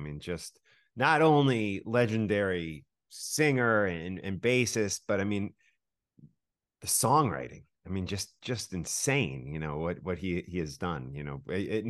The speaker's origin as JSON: {"language": "English", "town": "Buffalo", "region": "New York", "country": "United States", "tie": "born there", "also_born_or_lived": "New Jersey / Wisconsin", "said": "I was born in Buffalo, New York, but I moved around pretty consistently. So I've lived in New Jersey probably more than any other state throughout my 50 some years"}